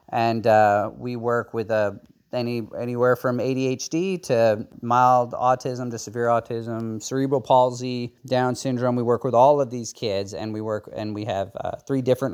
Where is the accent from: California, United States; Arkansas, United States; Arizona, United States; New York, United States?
Arkansas, United States; Melbourne; I am from Melbourne, Arkansas. It's a small town in the Ozarks in north central Arkansas.